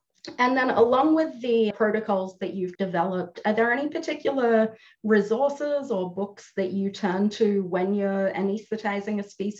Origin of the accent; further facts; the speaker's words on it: Australia; moved away; I'm from Australia